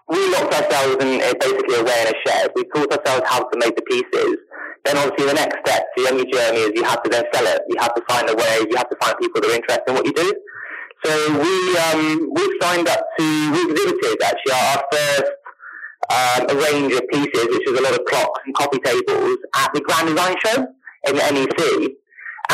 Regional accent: Spain; moved away; also born or lived in London / New York / Los Angeles; I grew up in Spain, I left Spain

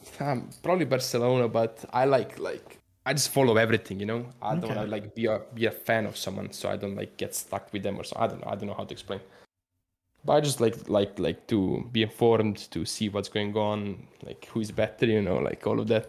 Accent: Serbia; Like I grew up like in Serbia, when you watch stuff, that's what I do with like sports stuff.

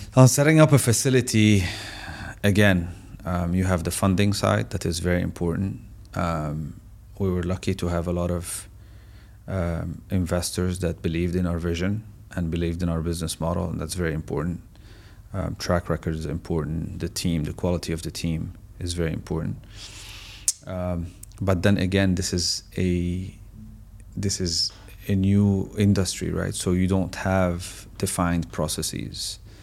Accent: Syria; moved away as an adult; now in United Arab Emirates; I'm originally from Syria

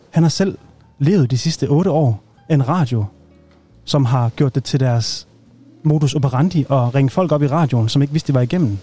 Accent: Aalborg, North Denmark Region, Denmark; jeg er jo selv nordjyde, jeg er fra Aalborg

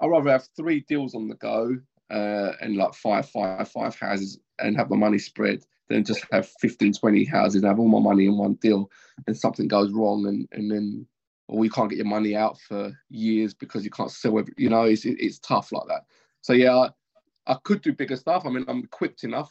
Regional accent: London, United Kingdom; when I was a kid, I grew up in Canning Town, Upton Park, council flats.

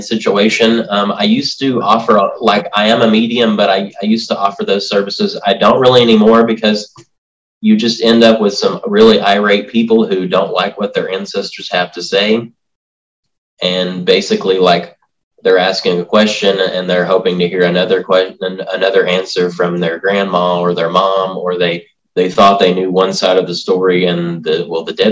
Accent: Tennessee, United States; I basically grew up in Tennessee, like in the foothills. I grew up like in McNary County, in a town outside of town called Raymer.

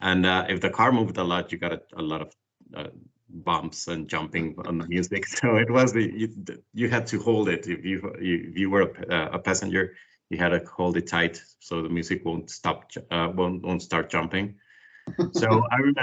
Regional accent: Mexico City, Mexico; I'm from Mexico City, born and raised here.

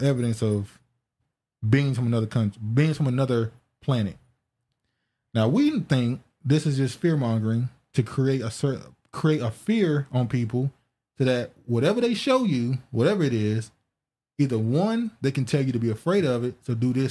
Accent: the South, United States; we grew up in the South

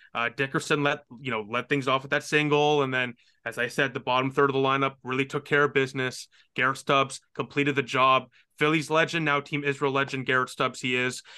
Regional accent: Ottawa, Ontario, Canada; where my hometown team plays

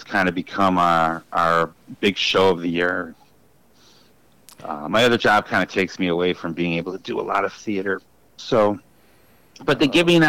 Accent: Kenosha, Wisconsin, United States; now in Wauwatosa, United States; I grew up there. Graduated Tremper.

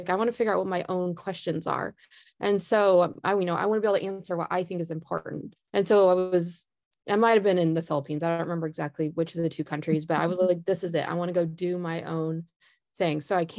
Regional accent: Indiana, United States; So I grew up in Northern Indiana, and I worked in a really wide variety of summer jobs

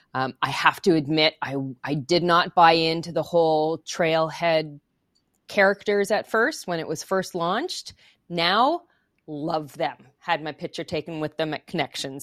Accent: Montreal, Quebec, Canada; first language English; growing up in Montreal, I speak French and English

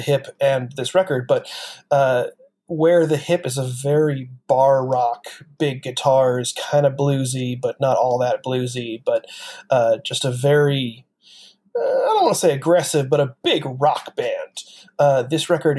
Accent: Western New York, United States; I grew up in Western New York, which means I was within about 100 miles of Canada

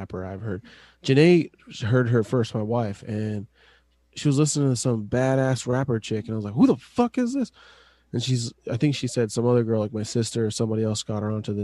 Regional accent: Tacoma, Washington, United States; growing up in Tacoma area

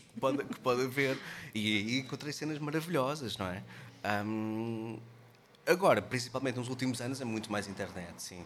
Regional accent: Caldas da Rainha, Centro, Portugal; moved away; also born or lived in Lisbon; Eu sou das Calas da Rainha.

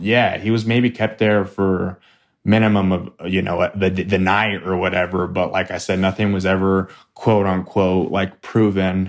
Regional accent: Flagstaff, Arizona, United States; I grew up in Flagstaff, Arizona. born and raised here

